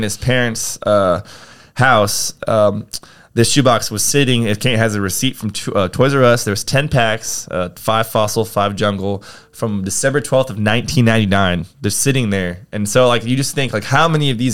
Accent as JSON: {"language": "English", "town": "San Antonio", "region": "Texas", "country": "United States", "tie": "born or raised there", "also_born_or_lived": "New York City, New York / Orlando, Florida", "said": "I've pretty much lived my entire life, more or less, in San Antonio"}